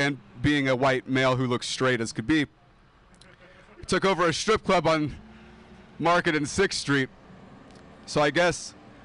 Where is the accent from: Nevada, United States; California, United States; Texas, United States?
California, United States; Modesto; moved away as an adult